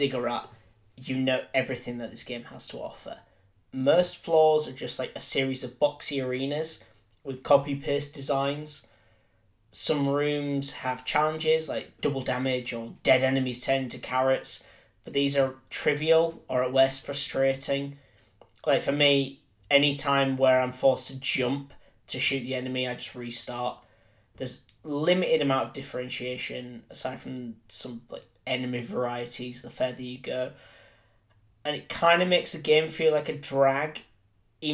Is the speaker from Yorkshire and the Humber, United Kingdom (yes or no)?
yes; Yorkshire and the Humber, United Kingdom; I'm from Yorkshire